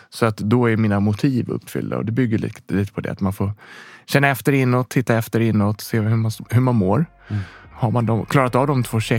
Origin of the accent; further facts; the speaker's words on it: Rotebro, Stockholm County, Sweden; born there; Jag är född i Rotebro. Bott lite runt om i Sverige. Eh, I olika platser, olika delar i Stockholm, olika delar i, i Sverige faktiskt lite grann också.